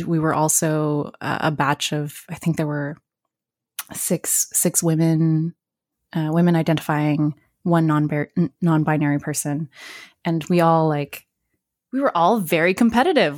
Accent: New Brunswick, Canada; I grew up in New Brunswick

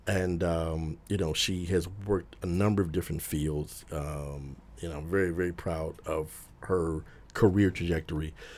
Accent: Detroit, Michigan, United States; now in New York, United States; growing up in Detroit

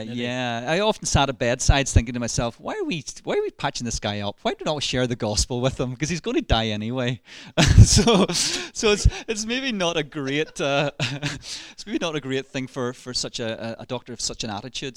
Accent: Ballymena, Northern Ireland, United Kingdom; accent: Ballymena; you'll probably detect in my voice a little um, hint of Ballymena. So I was raised, born and raised in Ballymena.

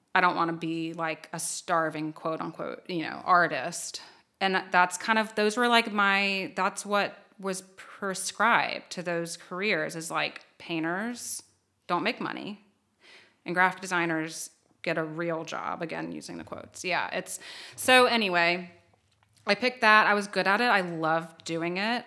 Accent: Low Country, South Carolina, United States; moved away as an adult; now in Columbia, United States; I'm from the Low Country

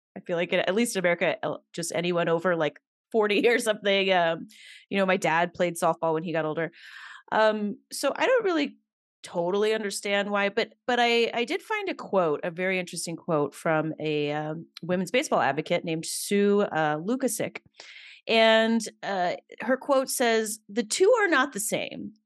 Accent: Alabama, United States; I grew up in Alabama

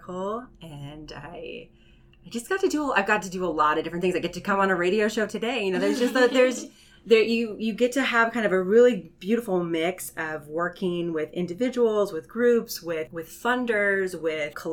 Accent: Hawaii, United States; moved away; I'm originally from Hawaii, and I spent a lot of my childhood surrounded by the water

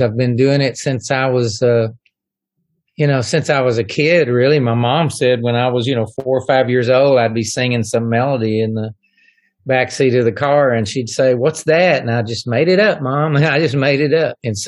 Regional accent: East Texas, United States; moved away as an adult; now in Nashville, United States; growing up in East Texas

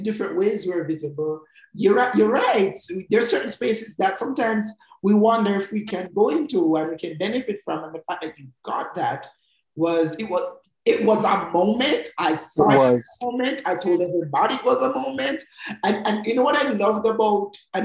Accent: Jamaica; growing up in Jamaica

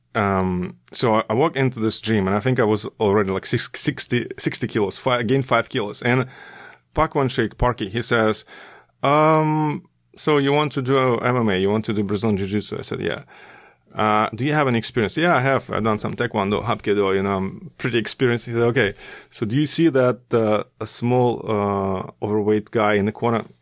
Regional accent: Russia; moved away as an adult; also born or lived in Korea; back in Russia, my hometown

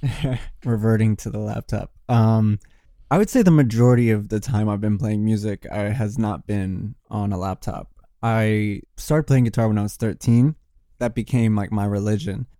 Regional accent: Richmond, Virginia, United States; now in Brooklyn, United States; I'm from Richmond, Virginia. I'm not from Brooklyn. I mean, I live here now

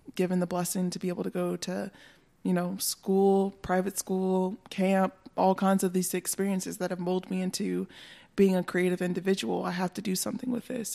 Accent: North Carolina, United States; also born or lived in Hendersonville, North Carolina / Bryson City, North Carolina; now in Asheville, United States; I was born in North Carolina

